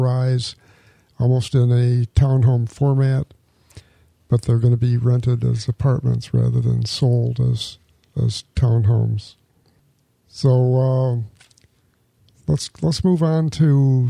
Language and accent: English; a small town outside Rochester, New York, United States; moved away as an adult; now in Palm Coast, United States; I grew up in Rochester, New York, or in a small town outside Rochester, New York